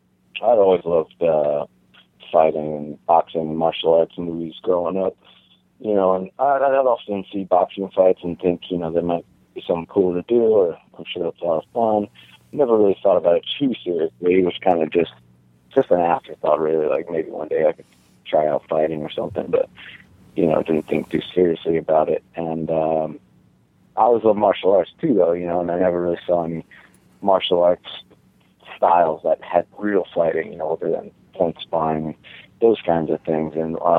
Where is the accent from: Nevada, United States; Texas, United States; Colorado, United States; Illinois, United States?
Nevada, United States; Las Vegas; you don't really think about the Vegas side of it until you're a little bit older. I mean, outside the Strip, Vegas is the same as any other place